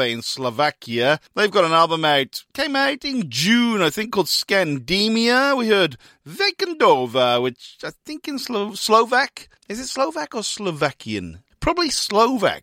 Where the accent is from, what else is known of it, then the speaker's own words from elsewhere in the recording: Newport, Wales, United Kingdom; my hometown of Newport in Wales